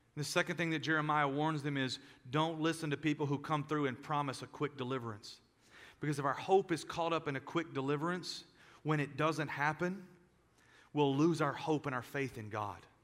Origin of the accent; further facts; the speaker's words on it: United States; as American Christians